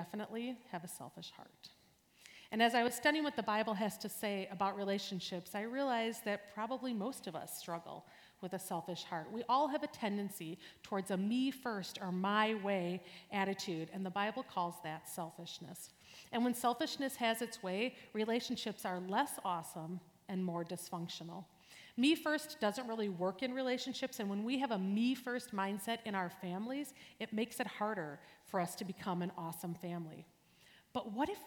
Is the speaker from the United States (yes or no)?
yes; New Berlin, Wisconsin, United States; I grew up near here in New Berlin, and I am one of seven kids